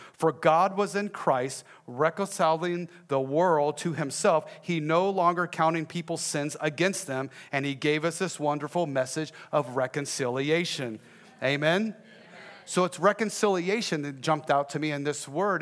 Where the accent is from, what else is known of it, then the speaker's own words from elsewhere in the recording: Texas, United States; I am from Texas